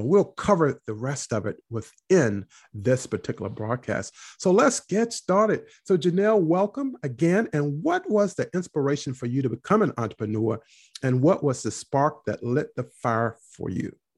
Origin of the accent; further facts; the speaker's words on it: North Carolina, United States; I grew up in North Carolina